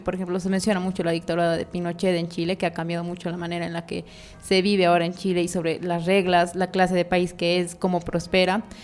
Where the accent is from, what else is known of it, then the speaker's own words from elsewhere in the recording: Bolivia; como bolivianos